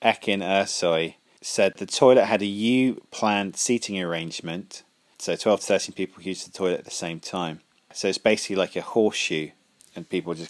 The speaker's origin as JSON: {"language": "English", "country": "Ireland", "said": "We can do this because I'm Irish, so suck it."}